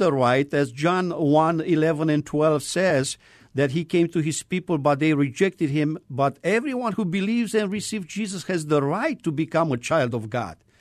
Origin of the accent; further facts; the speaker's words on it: Romania; moved away; I am originally from Romania.